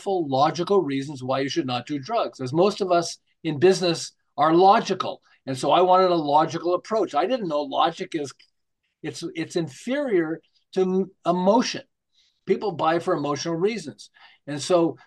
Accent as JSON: {"language": "English", "town": "Montreal", "region": "Quebec", "country": "Canada", "moved": "yes", "lives_now": "Southern California, United States", "said": "I'm originally from Montreal, although I live in Southern California now"}